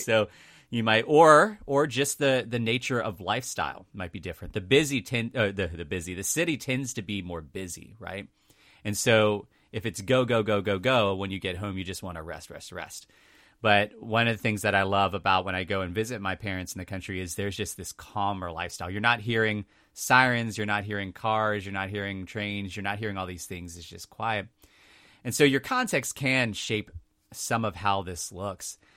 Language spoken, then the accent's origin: English; two counties up from Richmond, Virginia, United States; now in Richmond, United States; it was just two counties up from Richmond. So, I was close to Richmond.